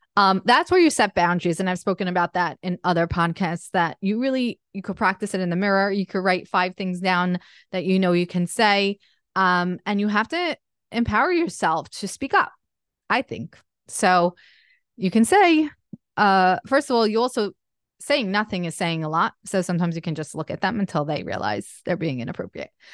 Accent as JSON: {"language": "English", "area": "Jersey Shore", "region": "New Jersey", "country": "United States", "tie": "born or raised there", "moved": "as an adult", "said": "we grew up in the Jersey Shore"}